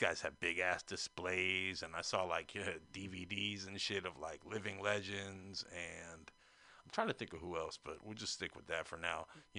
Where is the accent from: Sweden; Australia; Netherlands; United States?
United States; North Carolina; moved away as an adult; now in San Francisco, United States; being that I'm not from San Francisco, you know, I'm from North Carolina, but I've been here since 2005. And even from North Carolina, I was kind of aware of the connection